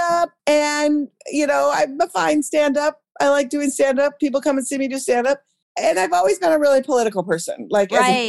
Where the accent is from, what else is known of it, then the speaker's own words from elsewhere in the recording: Minnesota, United States; I'm from Minnesota